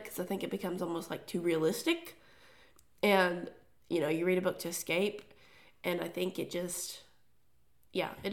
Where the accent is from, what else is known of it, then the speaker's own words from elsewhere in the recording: Tennessee, United States; we're from Tennessee, and so a lot of that is just, like, the way we speak sometimes